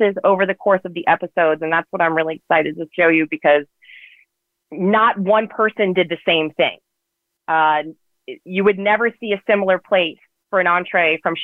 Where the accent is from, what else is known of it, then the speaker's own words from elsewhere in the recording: Richmond, Virginia, United States; moved away as an adult; now in Los Angeles, United States; I come from the South, from Virginia, from Richmond, Virginia